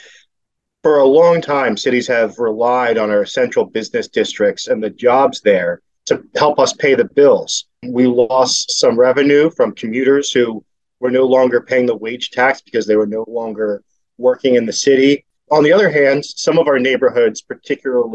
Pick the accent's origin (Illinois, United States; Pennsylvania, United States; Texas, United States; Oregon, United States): Pennsylvania, United States; Philadelphia; I grew up in Philadelphia. I grew up in Frankfurt, which is a neighborhood in the lower northeast